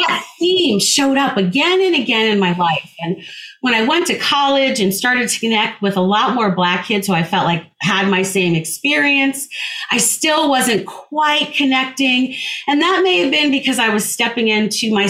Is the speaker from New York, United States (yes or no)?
no; New Jersey, United States; I grew up in New Jersey